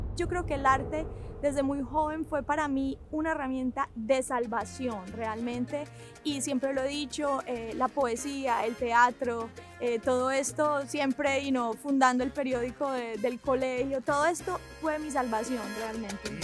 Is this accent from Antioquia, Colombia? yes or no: yes; Medellín, Antioquia, Colombia; moved away; also born or lived in Miami; nací en Miami, pero crecí en Colombia. Mi familia es colombiana de Medellín, Colombia. Crecí ahí en los 90